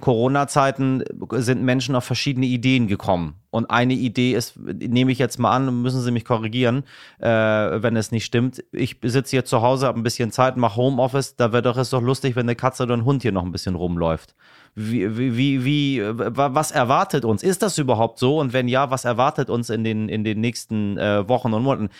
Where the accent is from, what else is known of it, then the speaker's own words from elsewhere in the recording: Iran; moved away; ich komme ja aus dem Land des Pfauentrons